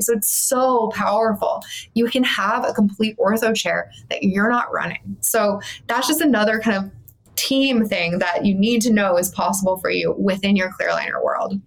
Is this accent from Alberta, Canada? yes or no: yes; Calgary, Alberta, Canada; moved away as an adult; also born or lived in Bermuda; I was from Calgary. I am from Calgary. Um, and I went to school there